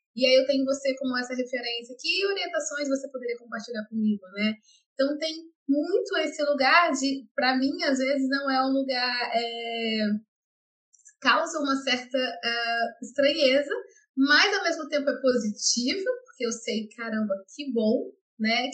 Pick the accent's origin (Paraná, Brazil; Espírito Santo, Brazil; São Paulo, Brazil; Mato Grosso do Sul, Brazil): Espírito Santo, Brazil; Vitória; eu sou capixaba e carinhosamente venho do meu país, Maruípe, é, onde eu nasci, cresci e vivo até hoje